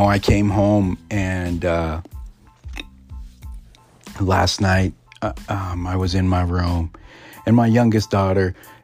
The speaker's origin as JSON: {"language": "English", "country": "United States", "said": "being an Indian or being a Native American"}